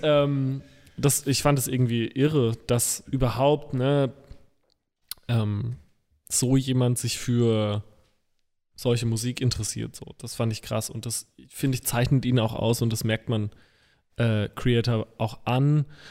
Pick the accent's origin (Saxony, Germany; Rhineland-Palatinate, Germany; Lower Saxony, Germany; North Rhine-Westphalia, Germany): Rhineland-Palatinate, Germany; als Pfälzer Bu